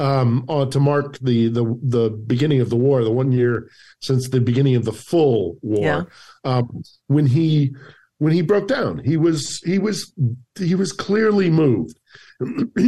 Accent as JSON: {"language": "English", "country": "United States", "moved": "yes", "lives_now": "Ukraine", "said": "I'm an American"}